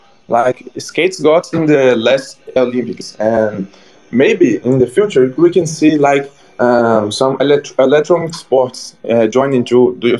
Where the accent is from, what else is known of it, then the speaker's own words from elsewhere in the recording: Brazil; accent: Brazilian; I'm from Brazil.